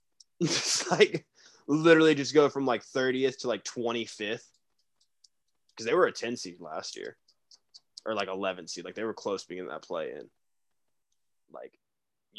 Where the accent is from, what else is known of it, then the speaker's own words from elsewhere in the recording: United States; we're from Carolina